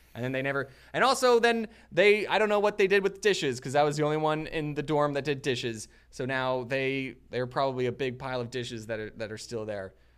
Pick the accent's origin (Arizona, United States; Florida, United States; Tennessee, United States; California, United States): Arizona, United States; moved away as an adult; also born or lived in Utah; I grew up in Arizona